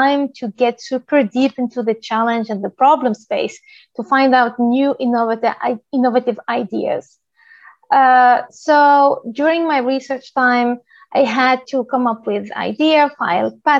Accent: Tunisia; moved away; also born or lived in Paris, France / Stockholm, Sweden; I'm originally from Tunisia

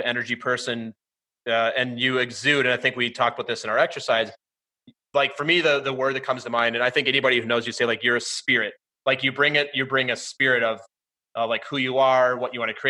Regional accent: Minnesota, United States; now in New York, United States; I'm from Minnesota

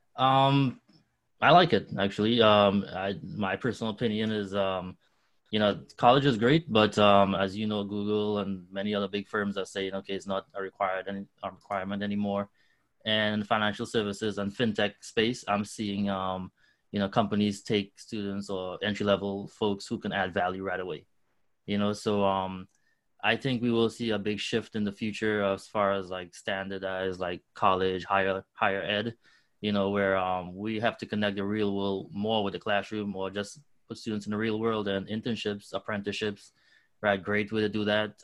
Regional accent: Trinidad & Tobago; also born or lived in New York / Brooklyn; now in Chicago, United States; I'm I'm originally from Trinidad in the Caribbean

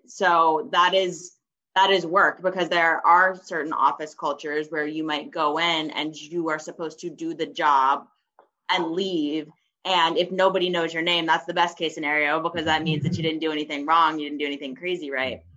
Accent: Atlanta, Georgia, United States; moved away as an adult; also born or lived in Princeton, New Jersey / New York; I'm originally from Atlanta, Georgia

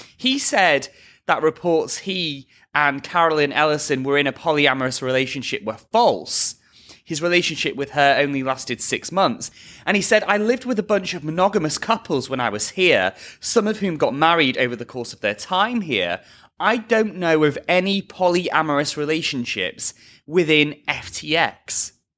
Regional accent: near Liverpool, North West England, United Kingdom; moved away; my hometown

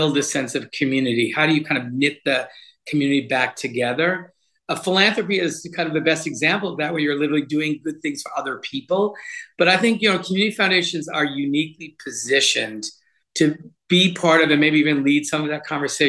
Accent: Rhode Island, United States; come back to my home state

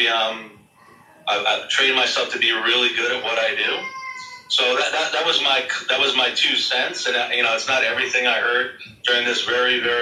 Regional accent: United States; I'm from America

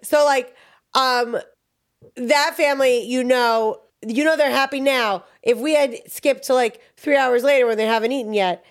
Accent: New York, United States; I'm from New York

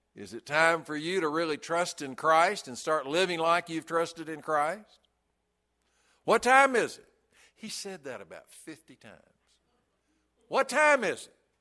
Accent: Chattanooga, Tennessee, United States; when I was a little kid, uh, growing up in Brainerd Baptist Church in Chattanooga

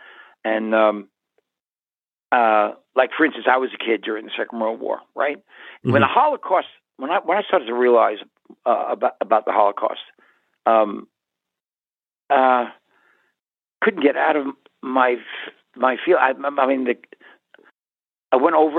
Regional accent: United States; I'm American. I wasn't Israeli

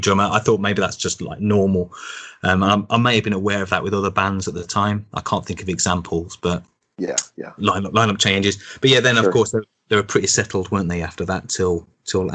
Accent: Birmingham, West Midlands, United Kingdom; now in Manchester, United Kingdom; I'm from Birmingham originally. I now live in Manchester

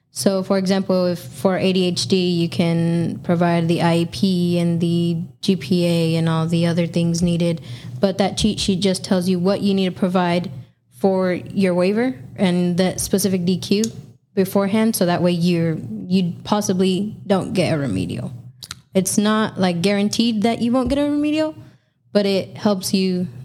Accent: California, United States

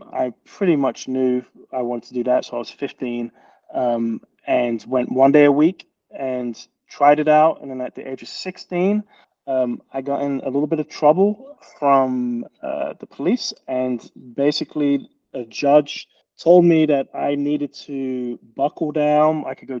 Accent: London, United Kingdom; I'm from England

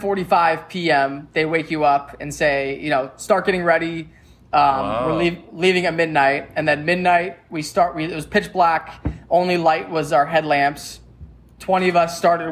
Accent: Tacoma, Washington, United States; I grew up in Tacoma my whole life

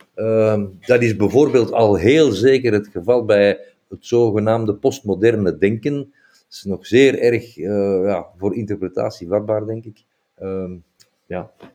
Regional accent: Flanders, Belgium; wij hebben die hoofddoeken zelf als Vlamingen veel belangrijker gemaakt

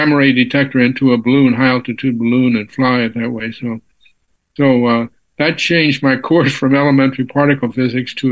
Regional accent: San Antonio, Texas, United States; moved away as an adult; also born or lived in Cambridge, Massachusetts; I was born and raised in San Antonio, Texas

